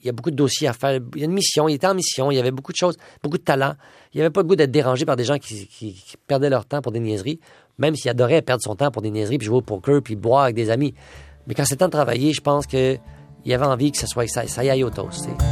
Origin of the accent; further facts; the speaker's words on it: Quebec, Canada; Je m'identifie beaucoup aux Québécois. Moi, je suis un Québécois moyen